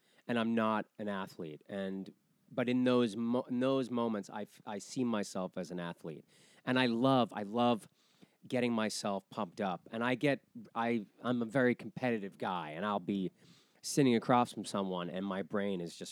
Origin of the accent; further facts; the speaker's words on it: Weymouth, Massachusetts, United States; moved away; I'm from Weymouth, which is south of Boston.